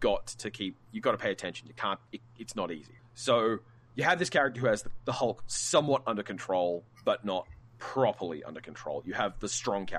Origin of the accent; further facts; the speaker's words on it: Australia; I'm Australian